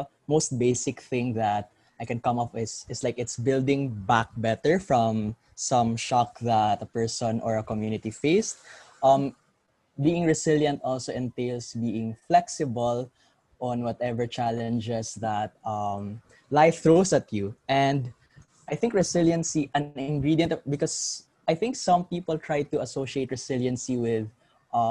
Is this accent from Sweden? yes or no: no; Philippines